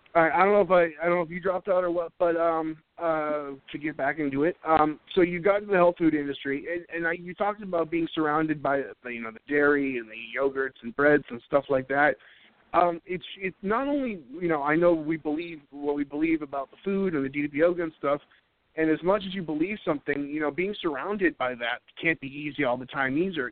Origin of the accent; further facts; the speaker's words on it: New England, United States; now in North Carolina, United States; I'm originally from New England